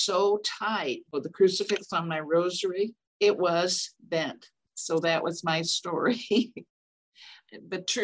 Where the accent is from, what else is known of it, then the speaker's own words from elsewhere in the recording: Rushville, United States; moved away; my hometown of Rushville